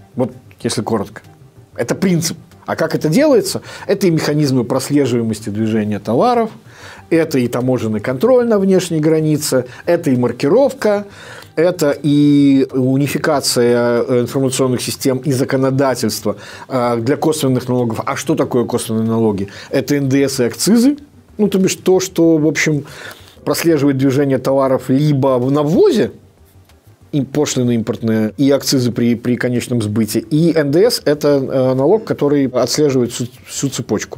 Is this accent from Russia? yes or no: no; Belarus